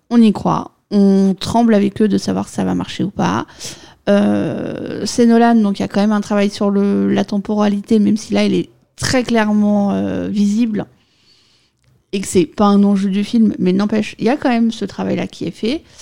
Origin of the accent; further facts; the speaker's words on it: France; moi je suis française, donc je dis Cylian.